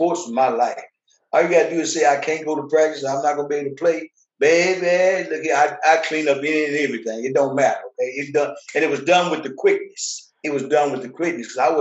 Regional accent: Fort Worth, Texas, United States; also born or lived in Tyler, Texas; We moved from Tyler to Fort Worth in third grade. So the majority of my life from third grade up until this day has been Fort Worth.

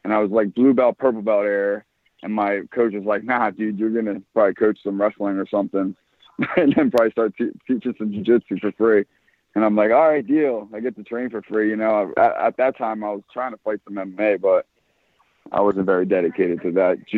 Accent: Pennsylvania, United States; I'm from Pennsylvania.

